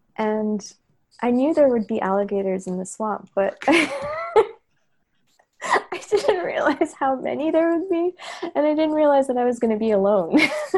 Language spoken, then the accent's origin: English; Hyderabad, Sindh, Pakistan; Another one was being in Pakistan, actually, probably by myself in 2014. So I'm from Hyderabad, but I came to, record and document in the Dargahs